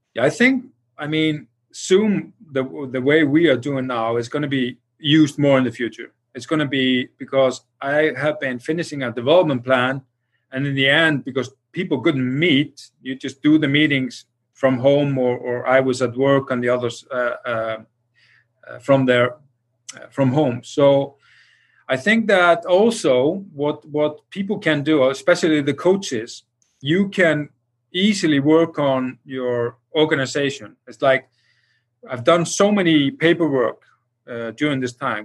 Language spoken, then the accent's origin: English; Iceland